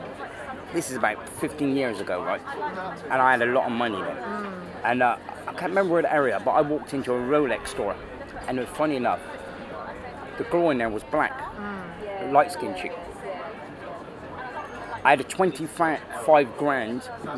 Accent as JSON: {"language": "English", "region": "North West England", "country": "United Kingdom", "moved": "as an adult", "lives_now": "Berlin, Germany", "said": "I come from Northwest"}